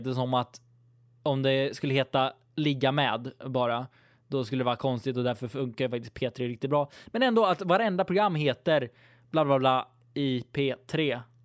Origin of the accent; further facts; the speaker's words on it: Sweden; jag är typisk svensk